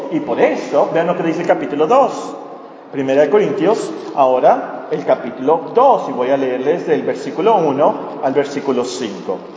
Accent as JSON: {"language": "Spanish", "country": "Mexico", "said": "nosotros como mexicanos celebramos la Santa, perdón, la Semana Santa"}